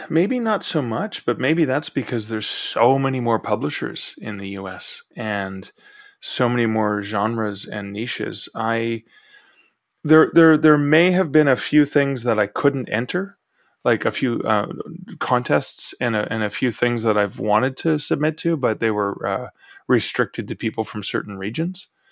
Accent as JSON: {"language": "English", "country": "Canada"}